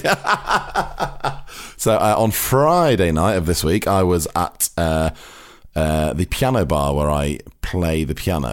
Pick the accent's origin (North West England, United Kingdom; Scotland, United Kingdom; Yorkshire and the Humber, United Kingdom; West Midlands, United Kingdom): North West England, United Kingdom; Cheshire, near Manchester; now in London, United Kingdom; we're from Manchester, we're from, you know, it's like the same part of Cheshire